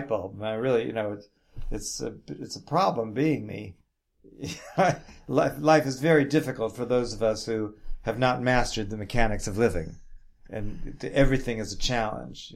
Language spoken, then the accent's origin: English; New York City, New York, United States; I'm from New York City